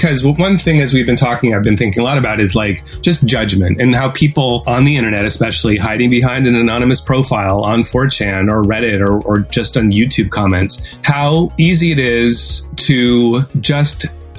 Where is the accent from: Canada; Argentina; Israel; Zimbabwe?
Canada; that's one piece that you have as an advantage over me as a Canadian.